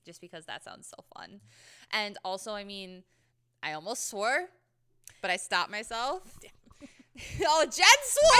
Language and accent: English; Scotland, United Kingdom; And as a Scot